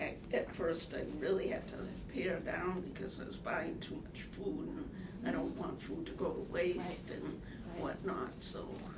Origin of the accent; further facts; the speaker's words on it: White River Junction, Vermont, United States; I'm from White River Junction.